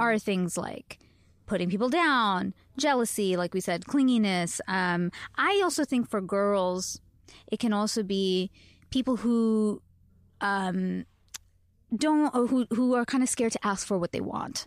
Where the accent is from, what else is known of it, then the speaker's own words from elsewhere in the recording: Canada; I am Canadian.